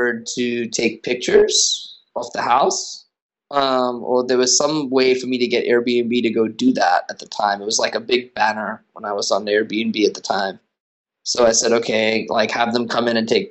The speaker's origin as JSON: {"language": "English", "country": "Australia", "also_born_or_lived": "United States", "moved": "yes", "lives_now": "New York City, United States", "said": "I'm originally from Australia"}